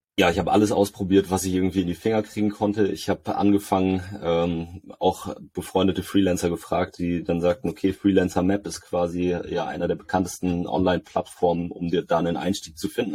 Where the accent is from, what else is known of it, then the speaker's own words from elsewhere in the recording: Lübeck, Schleswig-Holstein, Germany; hier in, in der Stadt, wo ich herkomme, in Lübeck